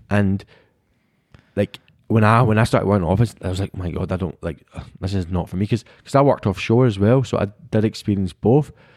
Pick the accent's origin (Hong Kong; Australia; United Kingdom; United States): United Kingdom; we, as British people